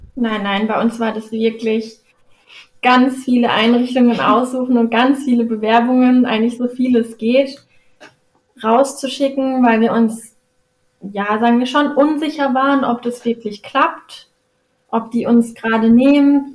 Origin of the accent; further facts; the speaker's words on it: Karlsruhe, Baden-Württemberg, Germany; moved away as an adult; also born or lived in Freiburg; now in Hamburg, Germany; Also ich komme aus Karlsruhe, eigentlich mitten, mitten aus der Stadt